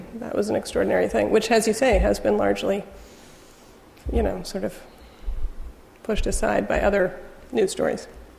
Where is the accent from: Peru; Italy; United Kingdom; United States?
United Kingdom; England; I think because I grew up partly in England, I developed an ear pretty early on for which was which language